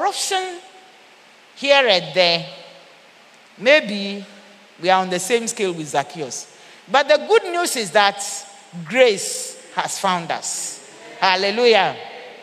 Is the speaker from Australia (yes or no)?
no; Ghana; also born or lived in Central and Eastern Africa; I said that I'm a Ghanaian. I used to work here. I went and worked outside. I've come back.